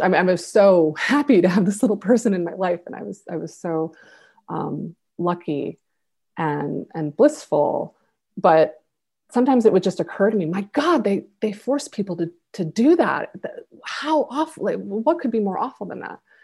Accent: Buffalo, New York, United States; my hometown of Buffalo

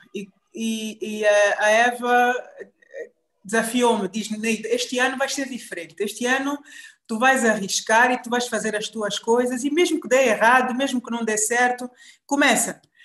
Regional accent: Benguela, Angola; moved away as an adult; now in Luanda, Angola; saí de Benguela por volta de 95, infelizmente, com 18 anos, uh, para vir a Luanda para continuar os meus estudos. Em Benguela sempre tive muito muito envolvida em, em atividades da escola

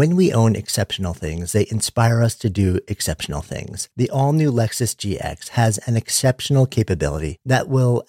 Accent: New York, United States; I am a New Yorker, born and raised just outside of New York and of the city for going on 30 years now.

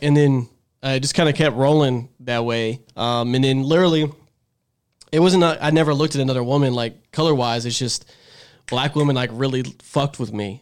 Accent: Dallas, Texas, United States; me growing up in South Dallas

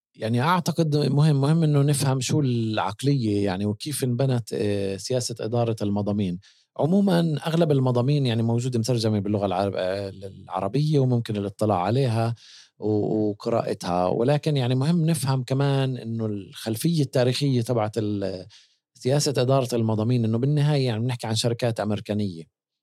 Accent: Palestine; إحنا كفلسطينيين

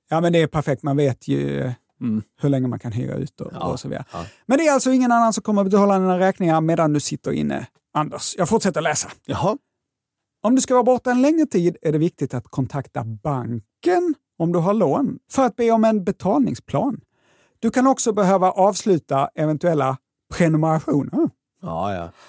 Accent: Skåne, Sweden; accent: Scanian; Och jag förstår att min skånska kan få det att låta som om det här var kriminalvärden.se.

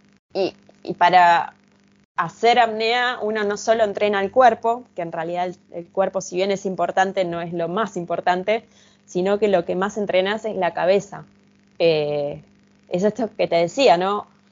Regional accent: Argentina; yo soy de Argentina

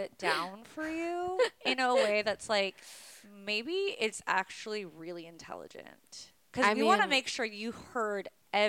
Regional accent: Calabasas, California, United States; I'm from Calabasas.

